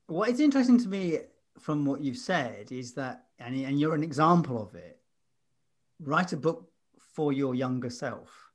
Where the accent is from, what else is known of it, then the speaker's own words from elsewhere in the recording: London, United Kingdom; moved away; as a Londoner, I know exactly, 'cause when I lived there